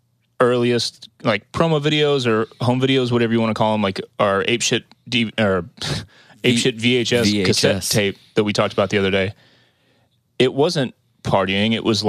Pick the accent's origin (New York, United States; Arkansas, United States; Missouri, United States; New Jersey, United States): Missouri, United States; We're from Missouri.